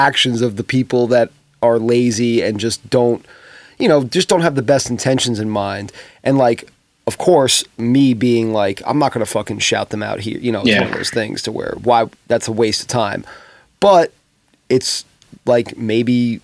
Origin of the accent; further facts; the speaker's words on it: New York, United States; I'm from New York